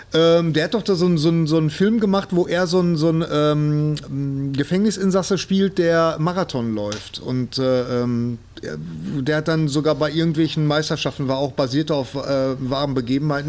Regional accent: Bochum, North Rhine-Westphalia, Germany; ich komme aus Bochum.

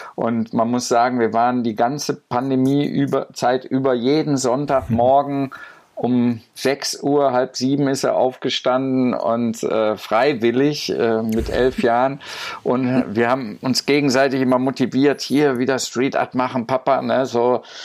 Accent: Goch, North Rhine-Westphalia, Germany; moved away; mit Goch bin ich auch sehr verbunden über das Museum und äh, so meine Heimatstadt so zu besuchen

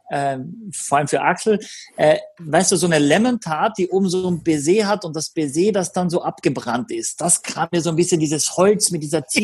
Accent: Austria; ich bin äh, schon froh, wenn ich Deutsch kann als Österreicher.

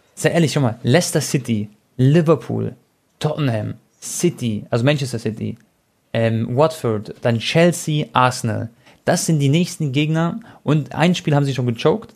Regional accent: Croatia; ich bin Kroate

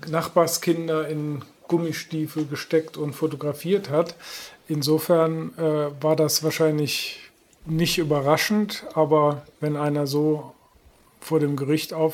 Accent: Euskirchen, North Rhine-Westphalia, Germany; dass ich bin äh, früher in Euskirchen zur Schule gegangen

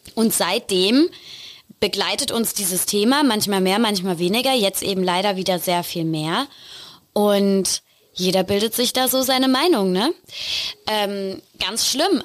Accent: Rhineland-Palatinate, Germany; Ich komme aus der Pfalz

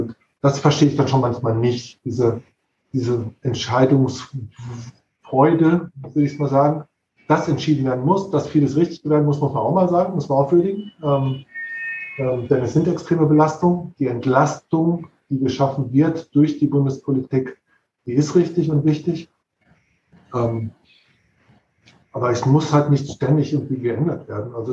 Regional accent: North Rhine-Westphalia, Germany; Ich bin, bin ursprünglich eigentlich Ostwestfale

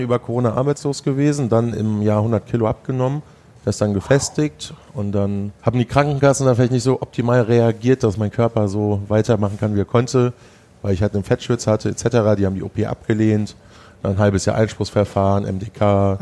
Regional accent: Sauerland, North Rhine-Westphalia, Germany; also born or lived in Hesse; now in Düsseldorf, Germany; ich bin Sauerländer, in Hessen geboren

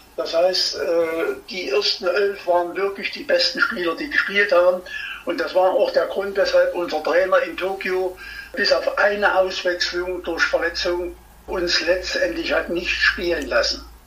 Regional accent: Erfurt, Thuringia, Germany; ich bin Erfurter

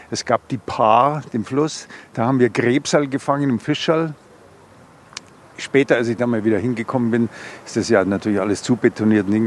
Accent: Augsburg, Bavaria, Germany; sind wir quasi wieder zurück evakuiert worden und dann bin ich in Augsburg aus der Not heraus. Aber ich bin stolzer Augsburger und äh, passt schon alles.

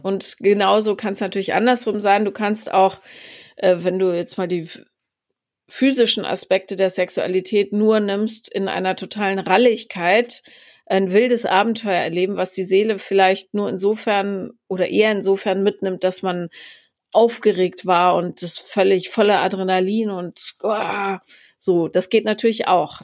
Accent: Regensburg, Bavaria, Germany; moved away; also born or lived in Munich; ich bin äh, ja zwischen München und Bamberg aufgewachsen in Regensburg

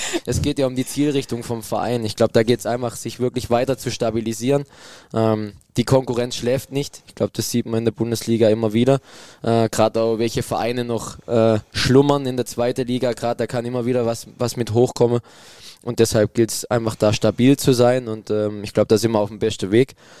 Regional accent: a village in the Black Forest, Baden-Württemberg, Germany; es kommt dann doch nichts über mein Dorf da oben im Schwarzwald

